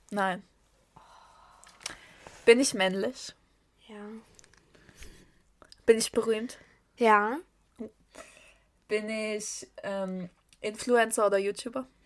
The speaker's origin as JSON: {"language": "German", "region": "Saxony", "country": "Germany", "said": "wir kommen aus Raum Sachsen"}